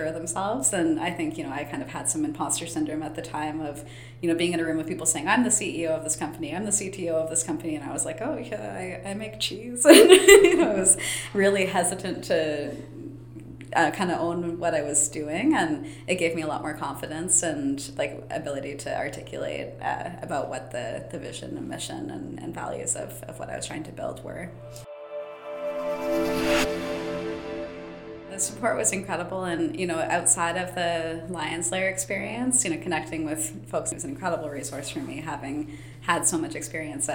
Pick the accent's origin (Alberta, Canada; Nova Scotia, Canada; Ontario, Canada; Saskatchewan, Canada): Ontario, Canada; Ancaster; also born or lived in London, Ontario; I grew up in Ancaster, just up the hill from Innovation Factory